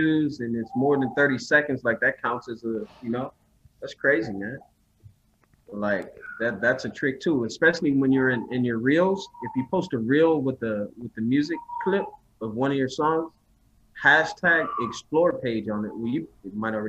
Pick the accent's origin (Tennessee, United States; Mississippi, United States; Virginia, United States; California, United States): California, United States; Southern; also born or lived in New Orleans, Louisiana; I'm from Southern California by way of New Orleans. But I was raised in Southern Cali